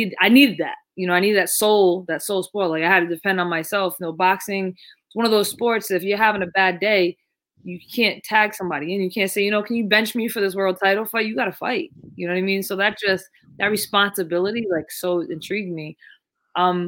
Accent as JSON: {"language": "English", "region": "Rhode Island", "country": "United States", "tie": "born or raised there", "said": "growing up in Rhode Island, I grew up, I'm the baby of five kids"}